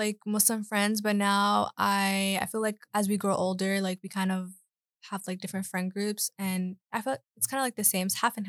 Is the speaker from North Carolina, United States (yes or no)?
yes; Charlotte, North Carolina, United States; born or raised there